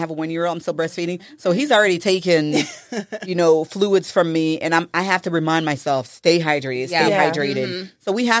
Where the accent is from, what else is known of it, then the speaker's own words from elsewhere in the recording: Haiti; now in United States; Because I'm from Haiti, and there is so much herbal knowledge.